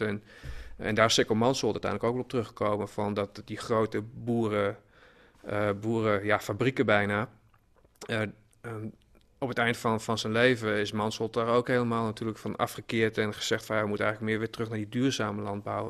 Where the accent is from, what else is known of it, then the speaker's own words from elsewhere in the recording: Hollandscheveld, Drenthe, Netherlands; Ik kom zelf uit Honzeveld